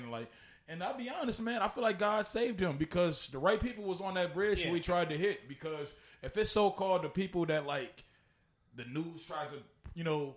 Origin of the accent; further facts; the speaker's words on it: St. Paul, Minnesota, United States; I'm from St. Paul